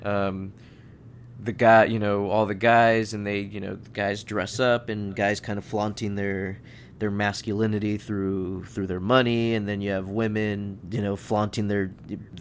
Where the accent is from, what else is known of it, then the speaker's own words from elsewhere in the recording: San Diego, California, United States; Growing up in San Diego, I grew up watching the races in Del Mar